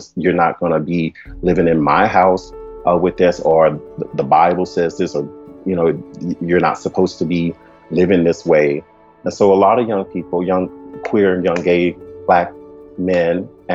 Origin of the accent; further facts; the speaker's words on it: Shreveport, Louisiana, United States; I am originally from Shreveport, Louisiana, which is in the south part of the United States. I was born in a low-income community, pretty much reared by my grandparents